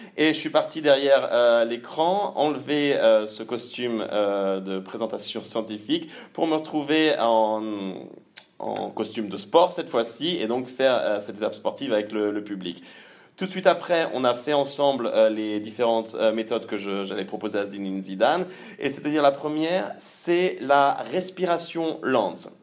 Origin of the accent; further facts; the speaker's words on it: Le Mans, Pays de la Loire, France; moved away as an adult; also born or lived in Caen; now in Cologne, Germany; je suis né au Mans, j'ai fait mes études à Caen